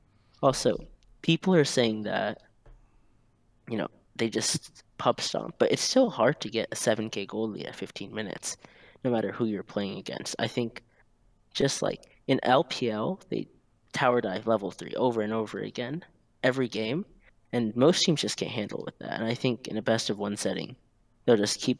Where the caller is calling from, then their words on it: Gainesville, Florida, United States; Gainesville, Florida. Go Gators.